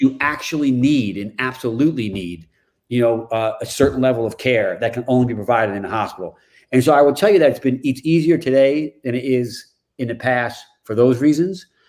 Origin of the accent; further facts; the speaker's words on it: New York, United States; now in Chevy Chase, Maryland, United States; I grew up in New York